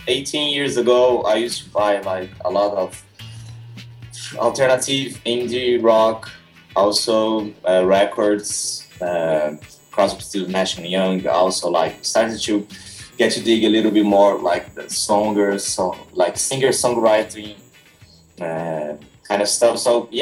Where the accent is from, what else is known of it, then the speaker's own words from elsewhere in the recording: São Paulo, Brazil; English is a second language; I started like in my hometown. I came from inland São Paulo state.